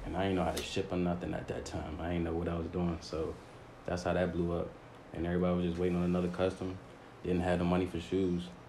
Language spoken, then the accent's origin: English; Forestville, Maryland, United States; now in Upper Marlboro, United States; PG County, from Forestville, but stay up in Marlboro right now.